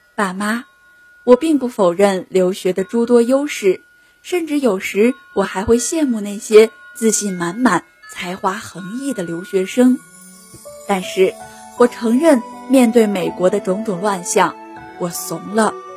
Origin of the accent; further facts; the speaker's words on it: Shijiazhuang, Hebei, China; moved away as an adult; now in Nanjing, China; 来自河北石家庄，我在南京大学，距离我的家乡八百六十六公里